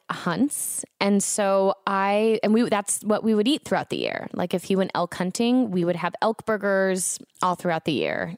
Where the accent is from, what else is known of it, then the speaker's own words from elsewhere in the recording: Florida, United States; now in Los Angeles, United States; I was growing up in Florida